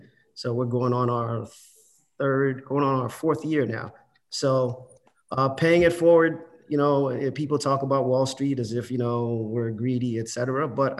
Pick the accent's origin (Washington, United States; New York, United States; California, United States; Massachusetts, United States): Massachusetts, United States; Boston; also born or lived in Haiti; I too, like many of you, son of immigrants, I came to this country when I was 6 years old. I was born in Haiti, grew up in Boston, went to the Murphy School, went to O'Brien for high school, went to UMass Amherst